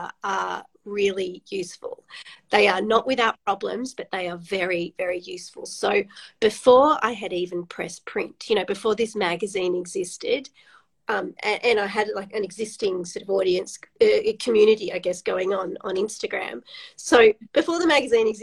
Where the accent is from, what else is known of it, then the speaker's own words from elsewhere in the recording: Sydney, New South Wales, Australia; moved away as an adult; now in New South Wales-Queensland border, Australia; I grew up in Sydney, really knowing nothing about regional Australia.